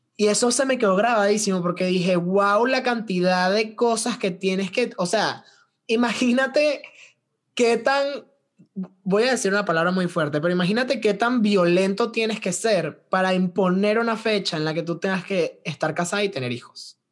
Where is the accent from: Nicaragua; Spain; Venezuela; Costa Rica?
Venezuela; Valencia, Carabobo; now in Veracruz, Mexico; cómo se movía la sociedad valenciana en Venezuela, de donde yo vengo